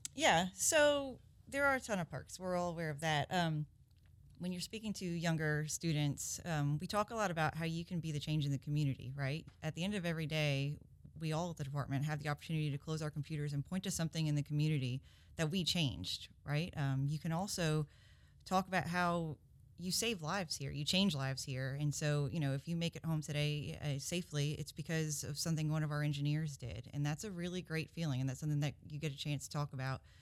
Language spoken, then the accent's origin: English; Covington, Georgia, United States; also born or lived in Brooklyn, New York; I grew up in Covington